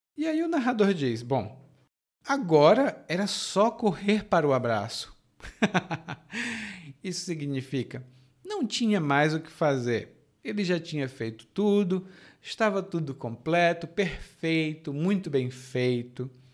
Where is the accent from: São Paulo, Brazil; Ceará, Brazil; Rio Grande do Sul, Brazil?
Ceará, Brazil; Fortaleza; now in Salvador, Brazil; Fortaleza de onde eu sou